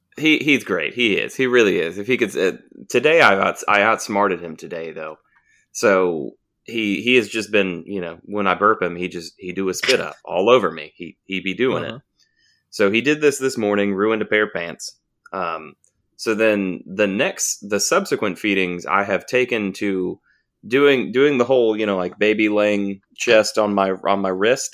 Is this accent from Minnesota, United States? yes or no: no; Hepzibah, Georgia, United States